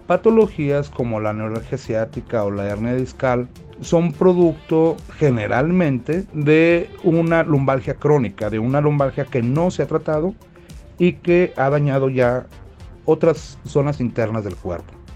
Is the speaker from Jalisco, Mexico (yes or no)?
yes; Tlaquepaque, Jalisco, Mexico; soy de Guadalajara, Jalisco, de Tlaquepaque